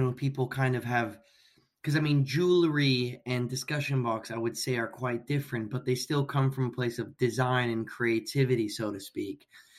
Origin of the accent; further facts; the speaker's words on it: California, United States; growing up in California